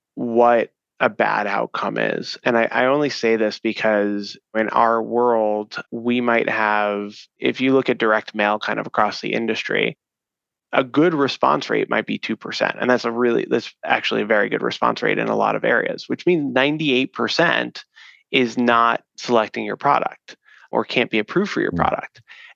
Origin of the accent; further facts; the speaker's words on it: East Coast, United States; now in Chicago, United States; I'm from the East Coast, so I joke that it's the Midwestern values here. We're based in Chicago, so in the Chicago area.